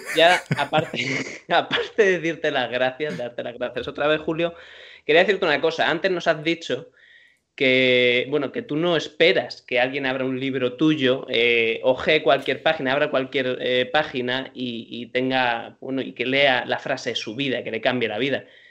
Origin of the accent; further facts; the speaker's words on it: Madrid, Community of Madrid, Spain; Obviamente soy madrileño